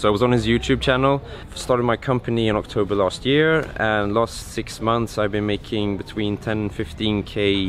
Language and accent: English; Sweden; I'm from Sweden